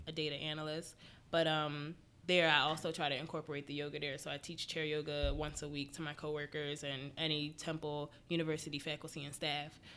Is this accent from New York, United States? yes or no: no; Philadelphia, Pennsylvania, United States; I'm from Philly. I've been living here most of my life. I think we moved here when I was four